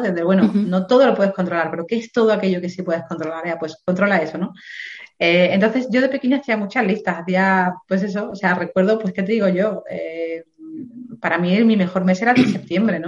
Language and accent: Spanish; Dos Hermanas, Andalusia, Spain; moved away; also born or lived in England; nací en un pueblo, en Sevilla, que se llama Dos Hermanas